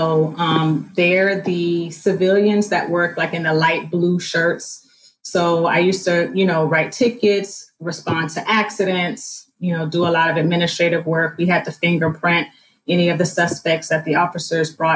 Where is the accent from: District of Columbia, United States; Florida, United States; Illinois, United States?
Florida, United States; South; I was born and raised in South Florida